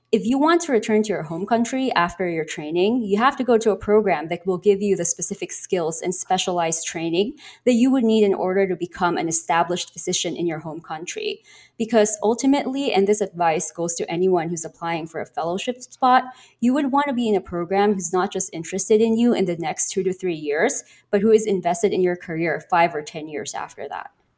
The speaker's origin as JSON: {"language": "English", "country": "Philippines", "moved": "as an adult", "lives_now": "United States", "said": "I'm from the Philippines, and I'm currently here in the United States on a J one visa"}